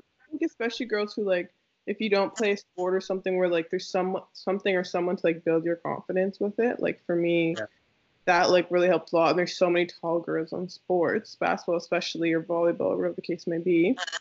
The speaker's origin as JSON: {"language": "English", "town": "Toronto", "region": "Ontario", "country": "Canada", "tie": "born or raised there", "also_born_or_lived": "Nova Scotia", "moved": "as an adult", "said": "I grew up in Toronto"}